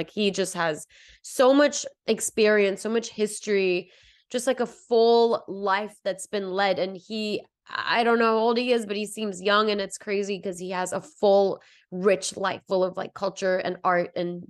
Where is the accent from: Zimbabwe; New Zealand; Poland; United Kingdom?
United Kingdom; England; also born or lived in Botswana; because I'm of Indian descent too, and I grew up in Botswana and England, so there weren't that many Indians around me growing up.